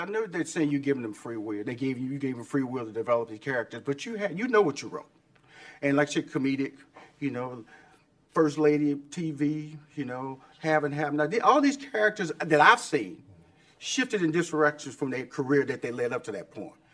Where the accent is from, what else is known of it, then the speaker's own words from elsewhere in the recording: Houston, Texas, United States; moved away; Everybody know I'm from Fifth Ward